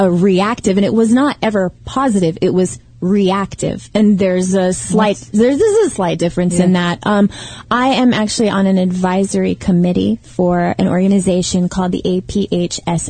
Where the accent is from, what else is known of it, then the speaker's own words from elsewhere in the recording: Texas, United States; now in Los Angeles, United States; we're from Texas.